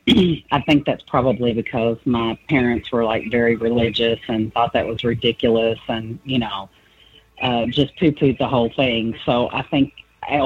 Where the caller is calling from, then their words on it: Louisville, Kentucky, United States; I'm calling from Louisville, Kentucky.